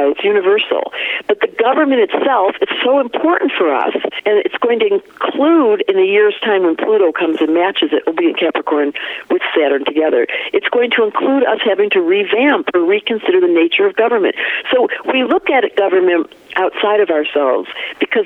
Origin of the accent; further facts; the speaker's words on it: Detroit, Michigan, United States; accent: Michigan flat thing; also born or lived in Vancouver, Canada / Hawaii; now in Colorado, United States; I grew up in Detroit